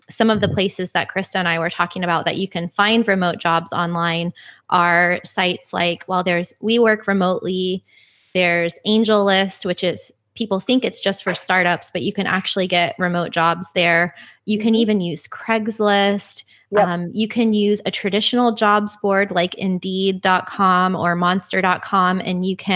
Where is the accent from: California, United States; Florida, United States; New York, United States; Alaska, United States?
Florida, United States; I am from Florida and we didn't grow up with public transportation